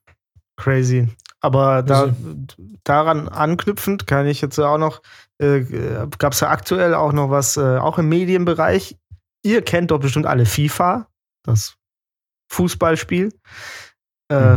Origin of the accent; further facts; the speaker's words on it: Germany; ich komme aus Deutschland